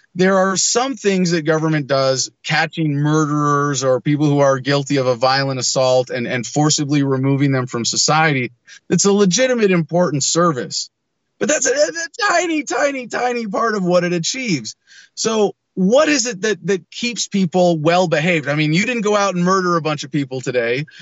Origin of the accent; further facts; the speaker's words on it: San Mateo, California, United States; also born or lived in San Francisco; I was born in San Francisco Children's Hospital, but I, I grew up in San Mateo mostly